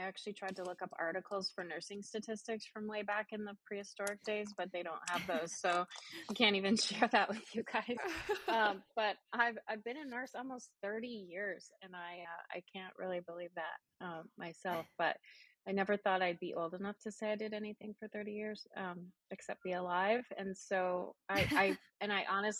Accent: Calgary, Alberta, Canada; moved away as an adult; also born or lived in Texarkana, Texas; now in Plano, United States; That's where my hometown is, Calgary, Alberta

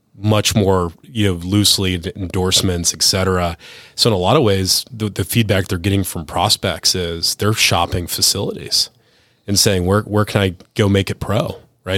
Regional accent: Cleveland, Ohio, United States; moved away; I'm from Cleveland originally

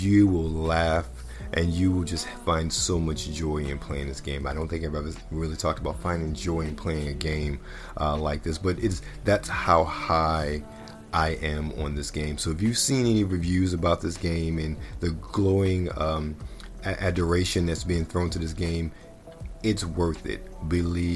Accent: Baltimore, Maryland, United States; moved away; born and raised in Baltimore

